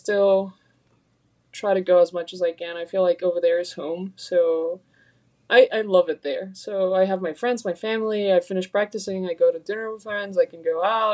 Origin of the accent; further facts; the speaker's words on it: Quito, Pichincha, Ecuador; I'm actually from Quito